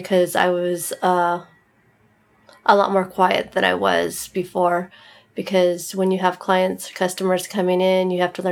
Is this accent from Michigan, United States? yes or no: no; Camarillo, California, United States; I'm from Ventura County. I grew up in Camarillo